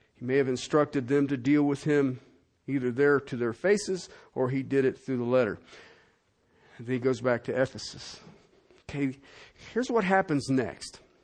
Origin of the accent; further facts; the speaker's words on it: Ohio, United States; moved away; also born or lived in Cincinnati; I'm from Ohio. All of my people are in Southern Ohio and Kentucky and Tennessee